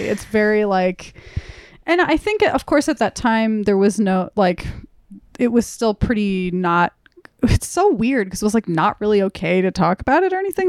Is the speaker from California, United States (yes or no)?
yes; Burbank, California, United States; I grew up in Burbank in the Valley